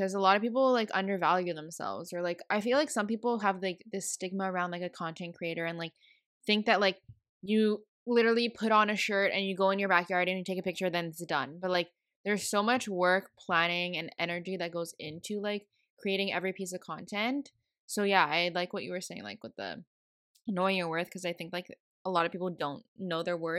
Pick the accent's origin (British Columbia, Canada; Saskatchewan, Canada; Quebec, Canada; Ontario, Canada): Quebec, Canada; Montreal; I'm from Montreal